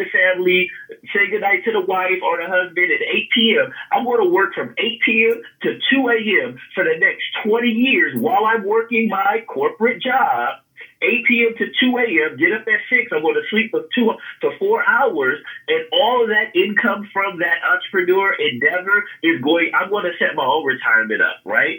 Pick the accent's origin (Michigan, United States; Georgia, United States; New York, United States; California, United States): California, United States; I'm from California